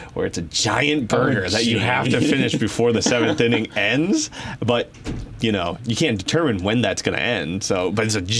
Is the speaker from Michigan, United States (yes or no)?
yes; Kalamazoo, Michigan, United States; moved away; I'm from Kalamazoo